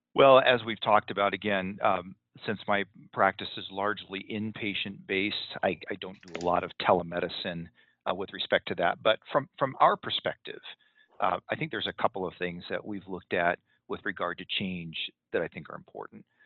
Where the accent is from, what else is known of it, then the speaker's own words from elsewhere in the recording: Southern California, United States; moved away as an adult; now in Salt Lake City area, United States; I'm originally from Southern California